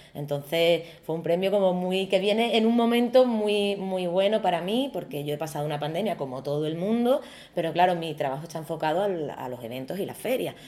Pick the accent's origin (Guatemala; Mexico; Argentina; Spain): Spain; Algeciras, Andalusia; moved away as an adult; also born or lived in Madrid; soy diseñadora andaluza, eh, gaditana y en concreto algecireña